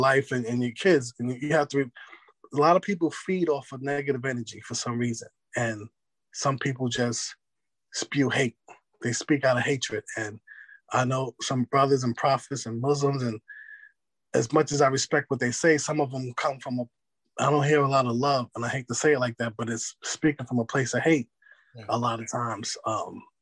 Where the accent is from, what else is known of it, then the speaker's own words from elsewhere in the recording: New York City, New York, United States; now in North Carolina, United States; I moved from New York City to North Carolina